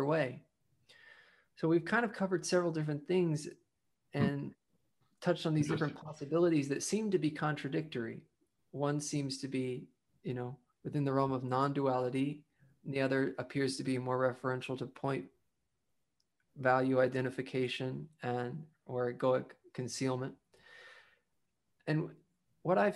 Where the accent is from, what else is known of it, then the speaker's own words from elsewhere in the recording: the South, United States; I grew up in the South